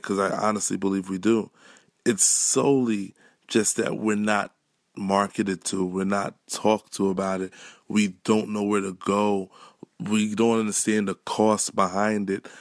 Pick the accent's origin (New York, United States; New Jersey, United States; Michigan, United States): New York, United States; New York City; regular kid from Canarsie